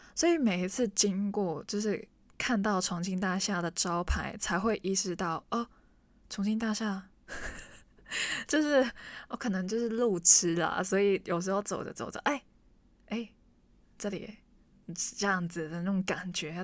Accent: Hong Kong; first language Cantonese; Chinese is a second language; 我们是 local 欸，我们是香港人

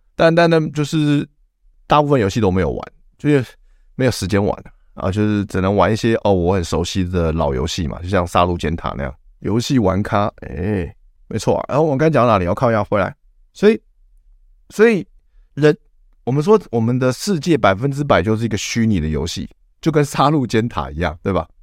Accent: Taiwan; 我们台湾人奴性又这么强

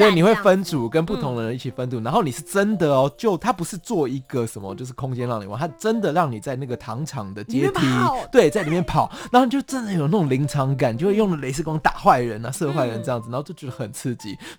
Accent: Taipei, Taiwan; 因为其实我自己是纯台北的小孩子，对，我就是台北人。然后我到了台南之后，我发现哎，他们的食物啊

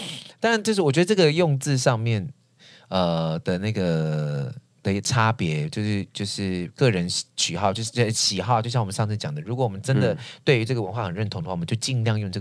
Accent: Taiwan; 其实我们要在意的是，这个我们从这个基底当中发展出来属于我们台湾人真正有的东西。

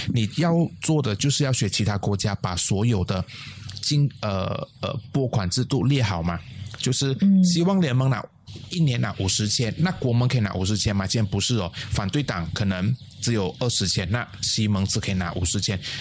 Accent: Malaysia; 我的老家在巴巷

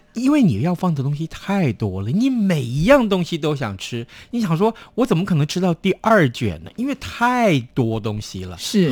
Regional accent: Tainan, Taiwan; moved away; 我的家乡在台南市，买到的润饼就是我从小吃到大的口味

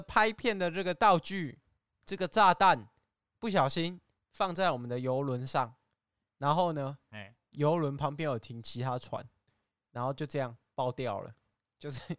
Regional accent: China; 哦，没有，因为我怕你不相信我来自对岸。

